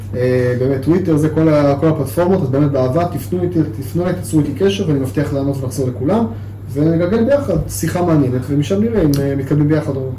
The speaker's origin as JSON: {"language": "Hebrew", "country": "Israel", "said": "גם כישראלי וכיהודי גאה"}